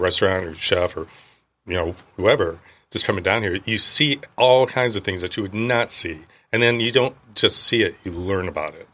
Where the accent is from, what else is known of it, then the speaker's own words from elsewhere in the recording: Milford, Indiana, United States; moved away as an adult; also born or lived in Boston; I grew up one mile or less than one mile from Maple Leaf Duck Farms